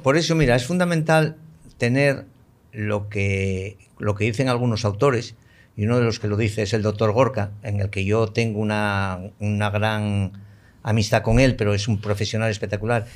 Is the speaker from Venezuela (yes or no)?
no; Spain; yo soy español y me siento muy español y me siento español hasta la médula